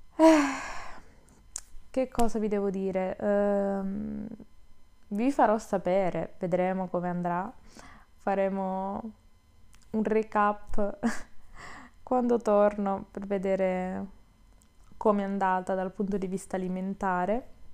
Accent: Southern Italy, Italy; moved away; che torno giù, quindi sono terrona

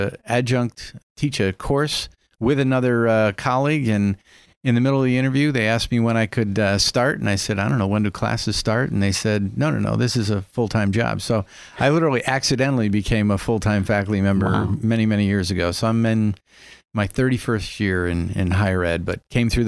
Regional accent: Schenectady, New York, United States; now in Erie, United States; I grew up in Schenectady

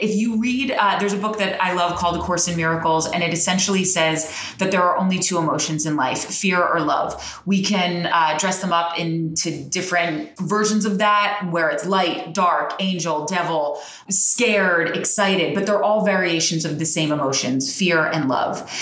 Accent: New Jersey, United States; I'm from Jersey

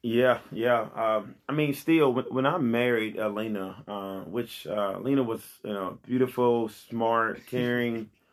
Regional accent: Pine Bluff, Arkansas, United States; I'm here in Pine Bluff, born and raised in Pine Bluff

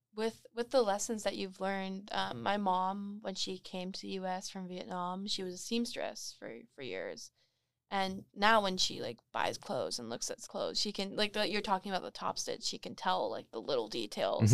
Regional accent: Moreno Valley, California, United States; moved away as an adult; now in Long Beach, United States; I'm also from Moreno Valley

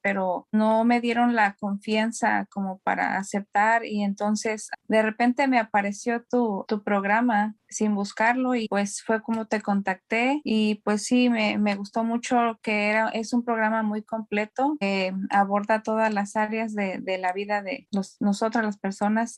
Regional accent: Mexico; moved away as an adult; now in California, United States; yo soy mexicana y tengo ah, radicando en California por 15 años

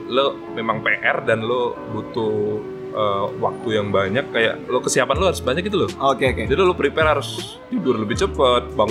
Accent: Palembang, South Sumatra, Indonesia; moved away as an adult; now in Yogyakarta, Indonesia; gue gede di Palembang

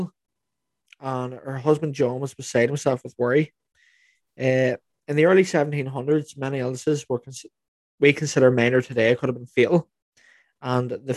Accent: Lurgan, Northern Ireland, United Kingdom; We're from Lurgan

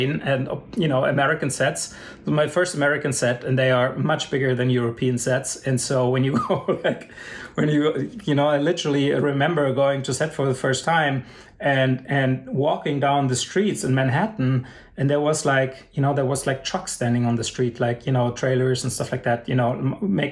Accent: Germany; even growing up in Germany

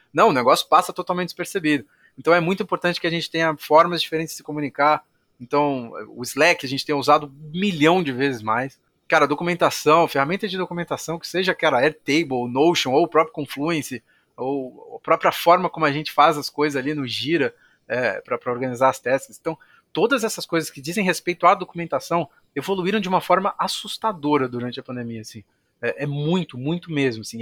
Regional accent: São Paulo, Brazil; moved away as an adult; now in Jundiaí, Brazil; Eu sou de São Paulo

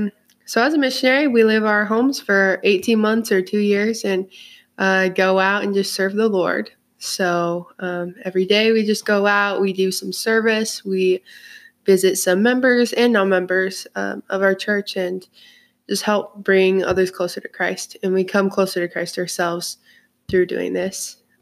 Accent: Orem, Utah, United States; I'm from Orem, Utah. I'm the second youngest of seven, and I'm a missionary for the Church of Jesus Christ of Latter-day Saints.

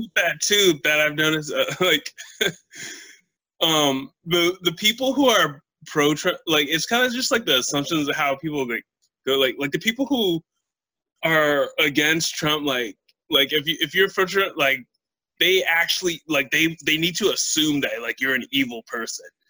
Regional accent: United States; being an American

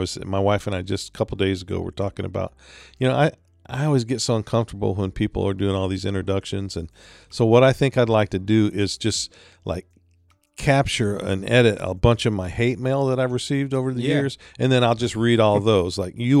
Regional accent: Detroit, Michigan, United States; So I was raised near Detroit.

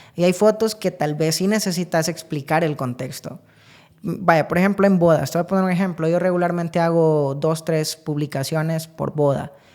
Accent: San Agustín, Copán, Honduras; nací en San Agustín Copán, de allá es toda mi familia

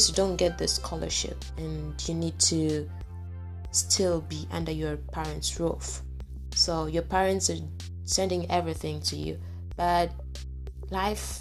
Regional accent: Tanzania; moved away as an adult; I'm from Tanzania

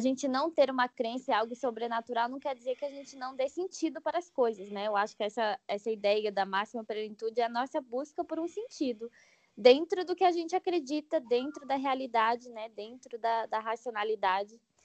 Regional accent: Brasília, Federal District, Brazil; eu sou de Brasília

